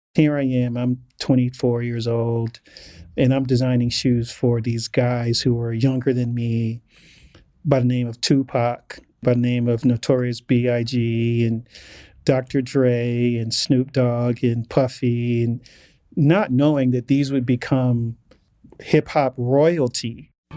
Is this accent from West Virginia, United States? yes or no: no; Inglewood, California, United States; growing up as, as a black male growing up in Englewood in the eighties